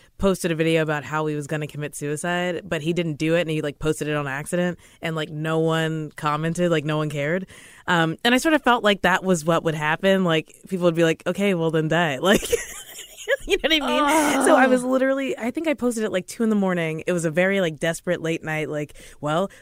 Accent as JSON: {"language": "English", "region": "Kentucky", "country": "United States", "moved": "as an adult", "lives_now": "New York, United States", "said": "I'm from Kentucky"}